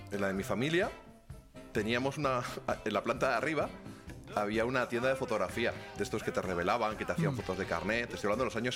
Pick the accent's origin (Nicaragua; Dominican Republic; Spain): Spain; Ciudad Real, Castilla-La Mancha; now in Madrid, Spain; Cuando yo era niño, yo prácticamente nací en Ciudad Real, en lo que antes era primero originalmente era la calle Alarcos.